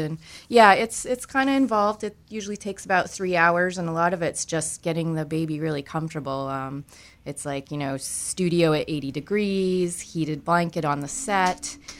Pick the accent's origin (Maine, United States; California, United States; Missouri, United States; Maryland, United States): Maine, United States; I am originally from Maine